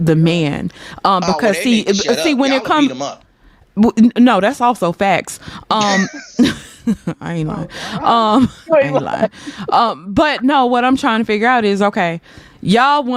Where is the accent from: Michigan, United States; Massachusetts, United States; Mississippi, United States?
Mississippi, United States; I'm from Mississippi.